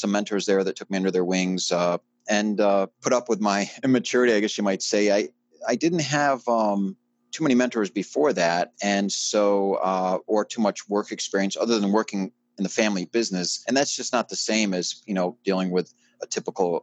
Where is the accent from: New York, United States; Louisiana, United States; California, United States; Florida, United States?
New York, United States; Middletown; moved away as an adult; I grew up in Middletown, New York. Parents moved there when I was about 3 months old, and I was there till I was 18 years old